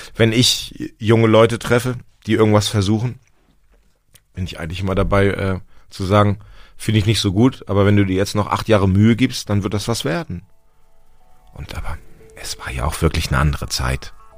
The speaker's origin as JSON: {"language": "German", "region": "Hamburg", "country": "Germany", "tie": "born or raised there", "moved": "yes", "lives_now": "Berlin, Germany", "said": "ich bin in Hamburg aufgewachsen, meine Eltern sind Berliner"}